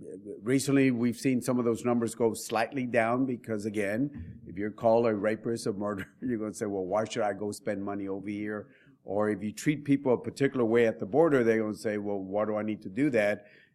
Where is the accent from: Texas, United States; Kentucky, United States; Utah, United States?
Texas, United States; Laredo; in my hometown, for example, I'll just quickly tell you what's so important. Laredo's a small little town, about 260,000 individuals.